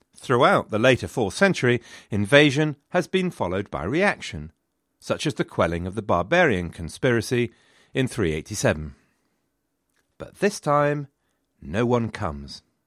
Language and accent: English; England, United Kingdom